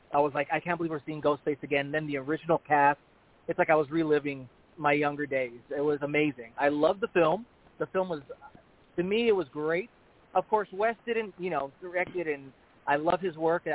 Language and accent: English; El Paso, Texas, United States; moved away as an adult; also born or lived in Las Vegas; I started off at my hometown in El Paso, Texas